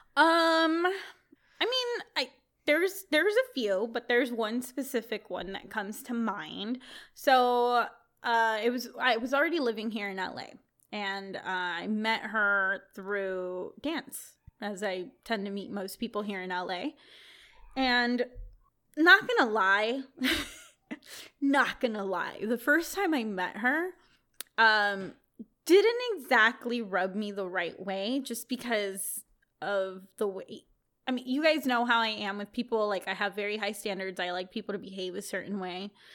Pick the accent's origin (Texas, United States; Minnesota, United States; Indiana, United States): Texas, United States; moved away as an adult; now in California, United States; I grew up in Texas